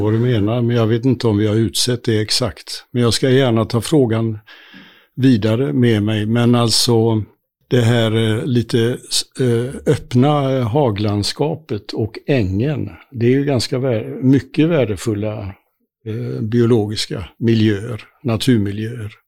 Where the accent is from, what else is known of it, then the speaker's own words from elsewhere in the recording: Gothenburg, Västra Götaland, Sweden; Jag är eh, född och uppvuxen i Göteborgs, Göteborg med omnejd